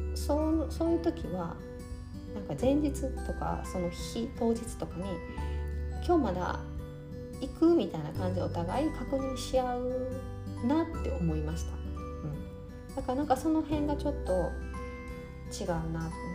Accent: Japan; moved away as an adult; now in Canada; 私の日本語なまりの英語

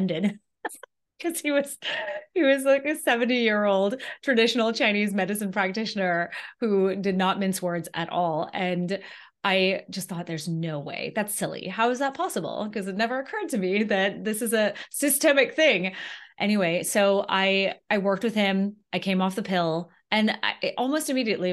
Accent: Antigua & Barbuda; moved away as an adult; now in United States; I'm from Antigua in the Caribbean originally. And so then I left and came to college.

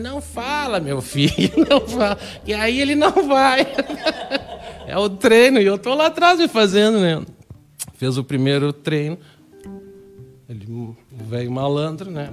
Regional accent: Canoas, Rio Grande do Sul, Brazil; quando eu saí daqui, quando eu saí de Canoas

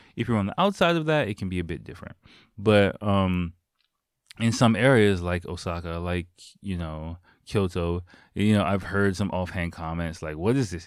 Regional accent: United States; now in Japan; I'm from America

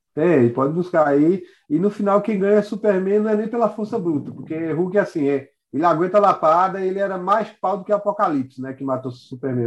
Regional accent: Caruaru, Pernambuco, Brazil; aqui na cidade, eu sou de Caruaru

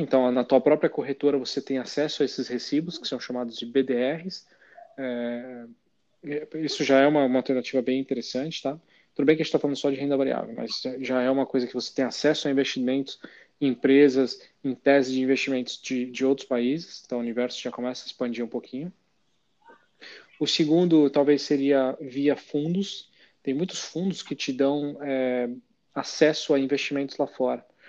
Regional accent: Brazil; a gente como brasileiro tem pouca, tem pouco hábito de investir fora do nosso país

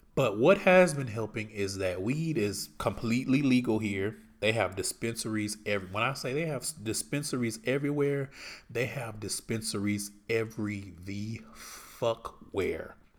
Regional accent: Houston, Texas, United States; moved away as an adult; I'm from Houston

